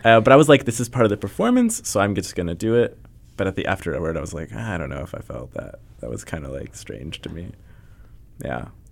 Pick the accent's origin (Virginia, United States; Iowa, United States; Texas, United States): Iowa, United States; Cedar Rapids; moved away; my hometown, Cedar Rapids